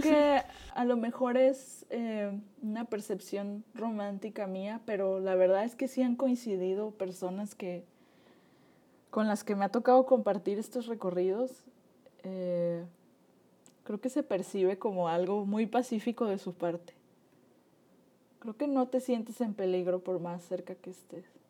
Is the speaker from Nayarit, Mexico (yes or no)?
yes; Nayarit, Mexico; mi juventud previa a la universidad, pues viví, crecí en Nayarit